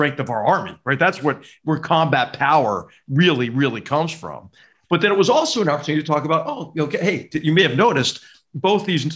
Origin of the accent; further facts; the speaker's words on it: Philadelphia, Pennsylvania, United States; moved away; I'm from the North, you know, I'm from Philadelphia